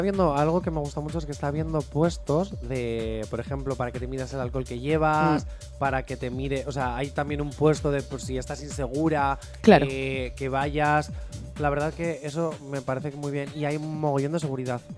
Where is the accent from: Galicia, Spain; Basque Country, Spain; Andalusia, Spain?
Basque Country, Spain; soy vasco